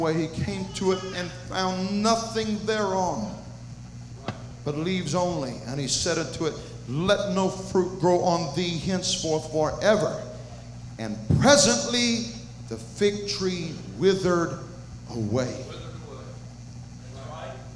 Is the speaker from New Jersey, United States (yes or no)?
no; Conyers, Georgia, United States; I come from Conyers, Georgia, one of the cities that make up the metroplex